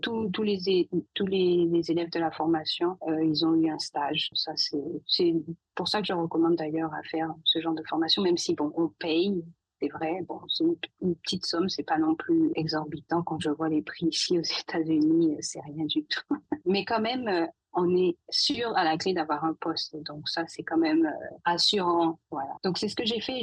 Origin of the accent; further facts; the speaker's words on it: Saint-Claude, Guadeloupe; moved away; guadeloupéenne d'origine. Je suis née à Saint-Claude